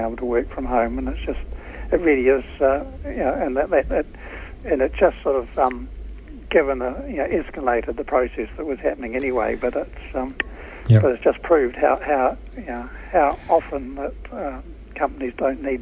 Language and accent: English; Christchurch, Canterbury, New Zealand; moved away as an adult; now in Auckland, New Zealand; I came from Christchurch. We moved up to Auckland a few decades ago now